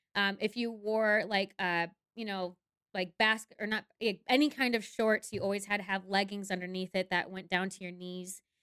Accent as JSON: {"language": "English", "region": "Minnesota", "country": "United States", "also_born_or_lived": "Mankato, Minnesota", "moved": "yes", "said": "I'm originally from Minnesota, my parents are actually split, so one of my parents lived in the cities, which is the Twin Cities, Minneapolis, Saint Paul, and the other one lived in Mankato, Minnesota"}